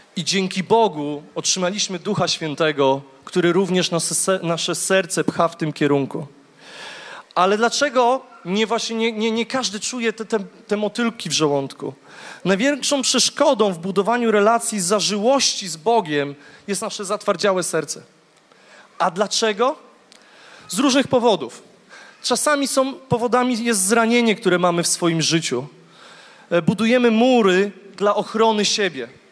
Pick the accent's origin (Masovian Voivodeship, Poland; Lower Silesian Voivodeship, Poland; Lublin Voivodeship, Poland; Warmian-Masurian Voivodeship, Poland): Lower Silesian Voivodeship, Poland; Głogów; Ja jestem z Głogowa